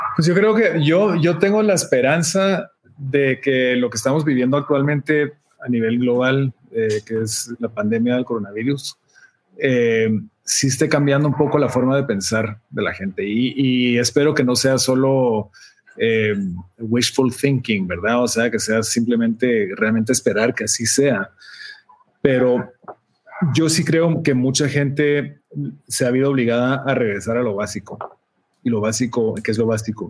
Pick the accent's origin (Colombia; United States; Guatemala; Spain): Guatemala; moved away; como un centroamericano guatemalteco que vivía en Centroamérica